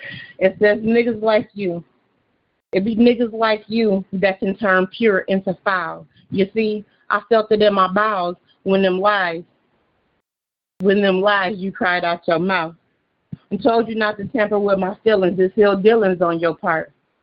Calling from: Beloit, Wisconsin, United States; Okay, so I'm calling from … I'm calling from Beloit, Wisconsin.

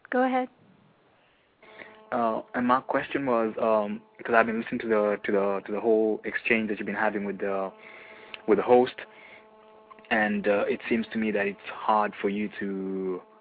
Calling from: Austria; I'm calling from Austria.

